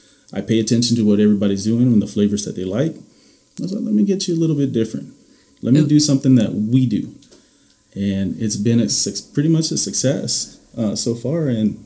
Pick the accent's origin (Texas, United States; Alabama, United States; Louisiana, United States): Louisiana, United States; also born or lived in Indiana; Me growing up in a lot of different places, growing up in Louisiana, spending 10 years in Louisiana or Indiana